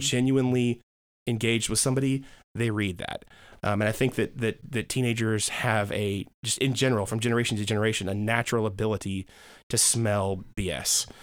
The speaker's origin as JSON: {"language": "English", "area": "DeKalb County", "region": "Georgia", "country": "United States", "tie": "born or raised there", "said": "I grew up in Georgia, uh, DeKalb County."}